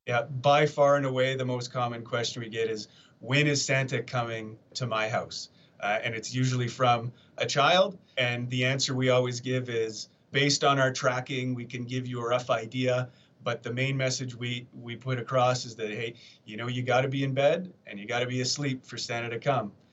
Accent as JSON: {"language": "English", "country": "Canada", "moved": "as an adult", "lives_now": "Colorado Springs, United States", "said": "I'm a Canadian"}